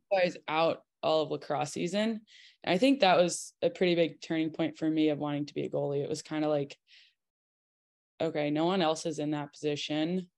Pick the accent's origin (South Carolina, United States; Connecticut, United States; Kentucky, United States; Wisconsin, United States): Connecticut, United States; moved away; I'm from Connecticut